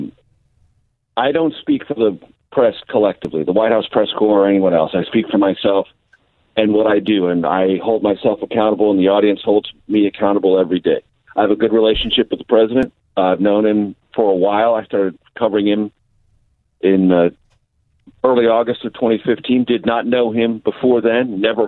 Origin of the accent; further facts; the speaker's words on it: San Diego, California, United States; moved away as an adult; also born or lived in Missouri / Amarillo, Texas / Las Vegas, Nevada / Houston, Texas; now in Washington, United States; I grew up in San Diego